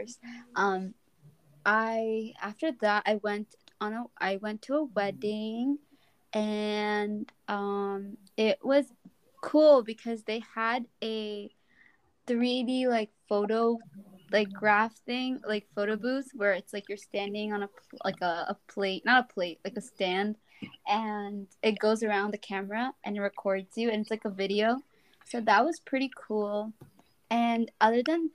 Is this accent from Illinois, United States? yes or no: no; New Jersey, United States; I live in New Jersey. My parents immigrated here from Bangladesh, and I have lived here all my life.